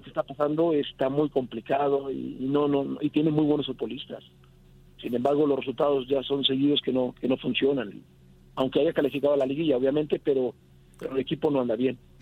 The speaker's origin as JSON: {"language": "Spanish", "country": "Mexico", "said": "como mexicano"}